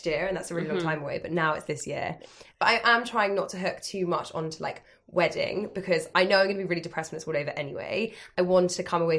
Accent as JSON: {"language": "English", "region": "London", "country": "United Kingdom", "said": "I'm from London, as are all my friends"}